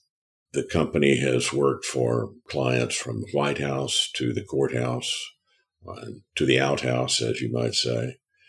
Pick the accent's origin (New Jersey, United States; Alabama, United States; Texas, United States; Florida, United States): Texas, United States; Fort Worth; Fort Worth.